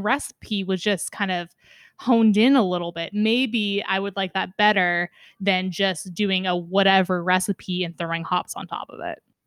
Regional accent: West Coast, United States; as an American living on the West Coast for my entire life

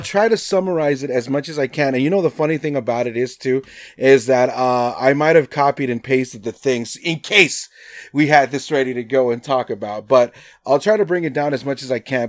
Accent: Nevada, United States; I'm from Nevada

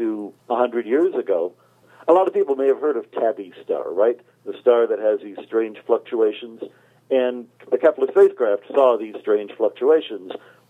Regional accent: Arizona, United States; now in Italy; I'm from Arizona.

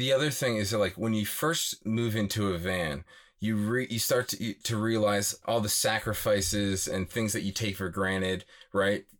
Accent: outside of Philadelphia, Pennsylvania, United States; moved away as an adult; also born or lived in New York City; I grew up outside of Philadelphia, lived in New York City for about seven and a half years

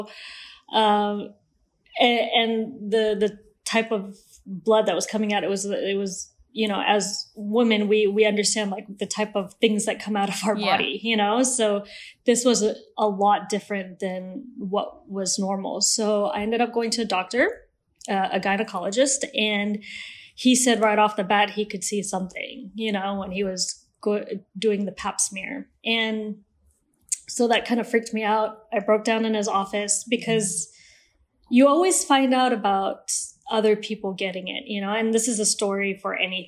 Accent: Malaysia; also born or lived in Switzerland; I was born in Switzerland, and my family, and due to my dad's job, we moved around every 3 or 4 years. So I'm Malaysian, but I don't have an accent.

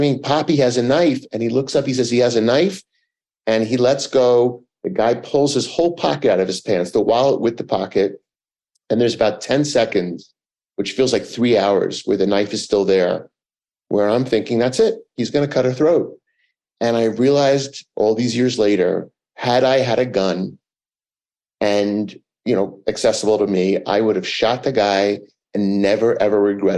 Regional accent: New York City, New York, United States; I grew up in Manhattan

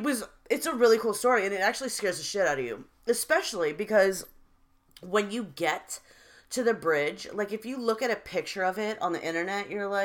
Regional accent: Fairfax Station, Virginia, United States; we grew up in Fairfax Station, which is in Fairfax County in Virginia.

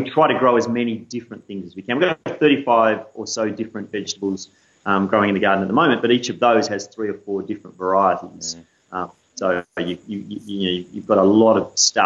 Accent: Canberra, Australian Capital Territory, Australia; moved away; I grew up in Canberra, in the suburbs

